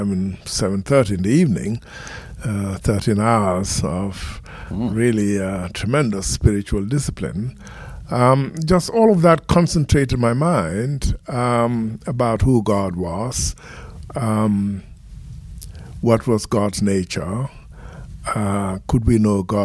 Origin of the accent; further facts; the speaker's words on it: Gambia; I grew up in the Gambia in West Africa in a very traditional Muslim community and went to school there